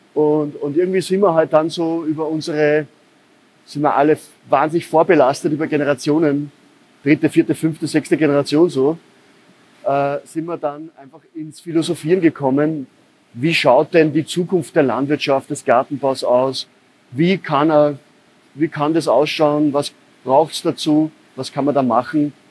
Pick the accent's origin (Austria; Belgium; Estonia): Austria; Upper Austria; now in Vienna, Austria; Ich bin in Oberösterreich aufgewachsen, in einer Gärtnerei